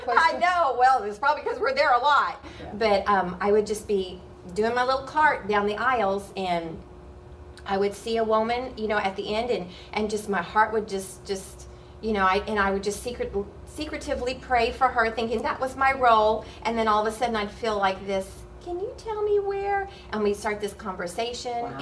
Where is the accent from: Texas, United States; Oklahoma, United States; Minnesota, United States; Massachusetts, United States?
Oklahoma, United States; I grew up in Oklahoma and I was around cows and horses